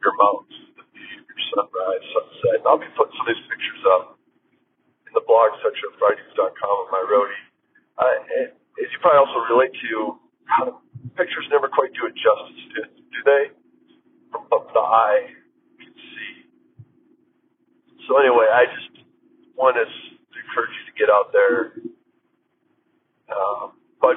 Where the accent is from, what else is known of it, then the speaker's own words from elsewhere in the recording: Minnesota, United States; now in La Quinta, United States; Minnesota, the land I was born and raised